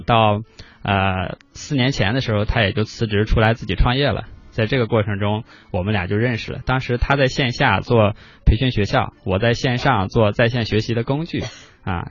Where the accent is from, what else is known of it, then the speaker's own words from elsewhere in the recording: Qingdao, Shandong, China; moved away; 我的老家青岛